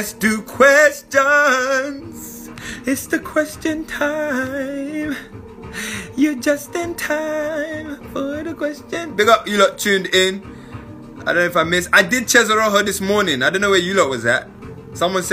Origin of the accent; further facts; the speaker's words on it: London, United Kingdom; I came from London